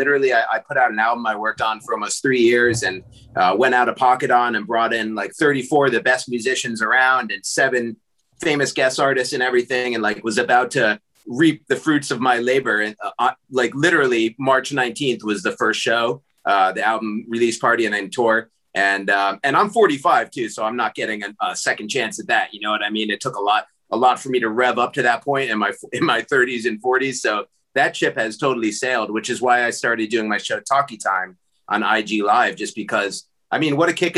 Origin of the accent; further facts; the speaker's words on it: New York City, New York, United States; I'm a New Yorker originally, like yourself, you know, coming from uptown Washington Heights, Inwood area. I grew up regular city kid